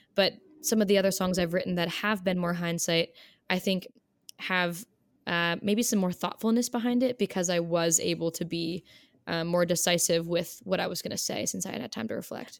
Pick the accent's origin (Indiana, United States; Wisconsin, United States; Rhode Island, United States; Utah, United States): Rhode Island, United States; moved away as an adult; also born or lived in Delaware; now in Philadelphia, United States; I grew up in Rhode Island, actually, um, smallest state